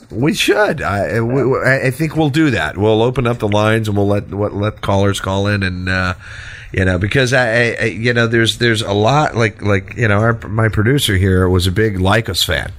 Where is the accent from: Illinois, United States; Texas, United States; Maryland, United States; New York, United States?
Texas, United States; accent: Texas; my Texas accent